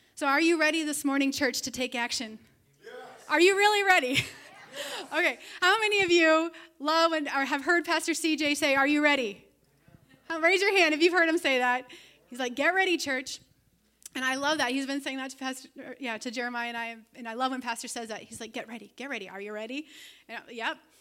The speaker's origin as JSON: {"language": "English", "country": "Canada", "also_born_or_lived": "Toronto, Ontario", "moved": "as an adult", "lives_now": "Siren, Wisconsin, United States", "said": "I am actually a Canadian citizen. I am an alien resident here in America."}